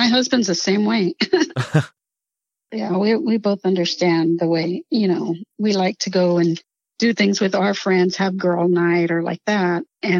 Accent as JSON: {"language": "English", "town": "Laredo", "region": "Texas", "country": "United States", "tie": "born or raised there", "said": "We grew up in Laredo together."}